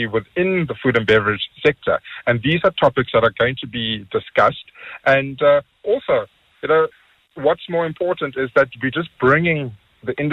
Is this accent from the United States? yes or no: no; South Africa; as South African chefs